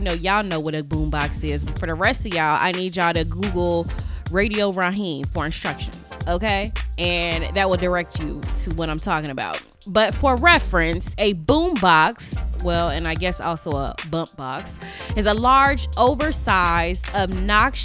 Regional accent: Las Vegas, Nevada, United States; I'm from Las Vegas, Nevada

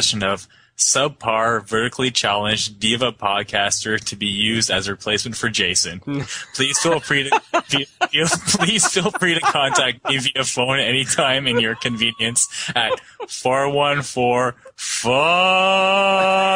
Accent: Canada

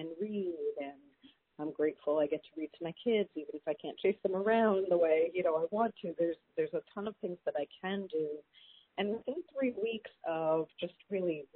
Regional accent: New York City, New York, United States; I grew up in New York City

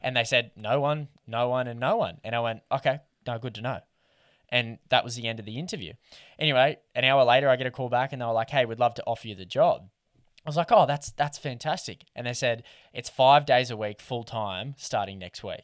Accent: Lake Macquarie, New South Wales, Australia; I grew up in Lake Macquarie

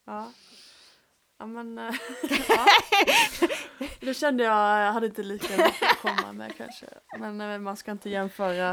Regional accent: Småland, Sweden; vi är ju här från Småland

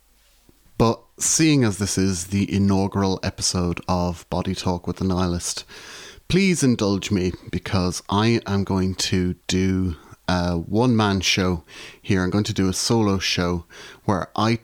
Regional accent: Ireland; moved away as an adult; also born or lived in Glasgow, Scotland; now in Salford, United Kingdom; was originally born and raised in Ireland. I am still an Irish citizen, but I now live in the UK, in Salford, which is a part of Greater Manchester.

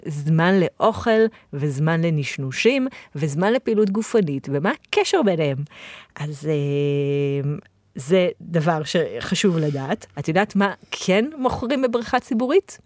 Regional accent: Israel; אנחנו הישראלים

